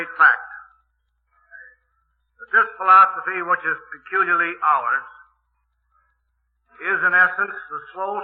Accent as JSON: {"language": "English", "town": "Milwaukee", "region": "Wisconsin", "country": "United States", "said": "I am from Milwaukee"}